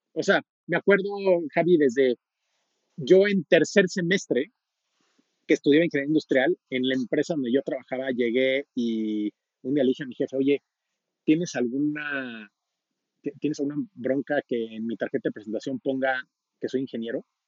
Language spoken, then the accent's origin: Spanish; Mexico; yo soy mexicano, tengo 38 años